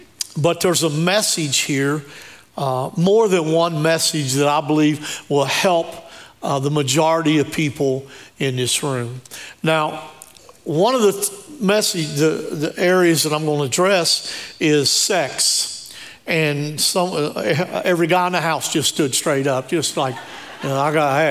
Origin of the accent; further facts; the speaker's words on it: Shinnston, West Virginia, United States; I was raised on Tea Creek Road. It's right on the other side of Shinston by Big Elm Elementary